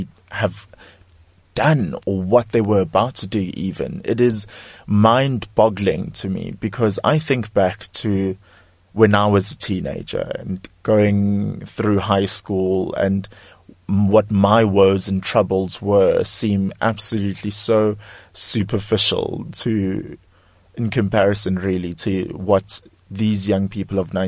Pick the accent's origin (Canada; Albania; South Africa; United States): South Africa; for myself as a South African, for myself as a black South African